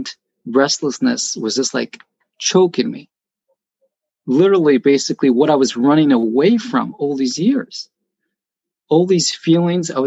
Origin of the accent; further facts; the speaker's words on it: Jerusalem, Jerusalem District, Israel; now in Beit Shemesh, Israel; I was born and raised in Jerusalem, but after I got married, I lived in Beit Shemesh